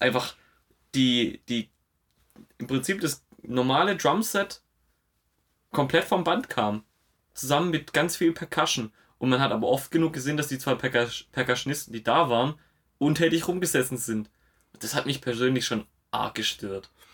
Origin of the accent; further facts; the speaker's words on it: Stuttgart, Baden-Württemberg, Germany; bei uns in Stuttgart-Zuffenhausen